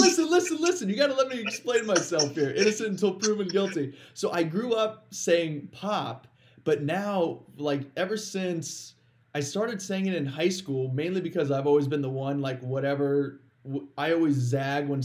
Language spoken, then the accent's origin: English; Ohio, United States; now in Tempe, United States; I'm from Ohio, grew up there, and I grew up in a small town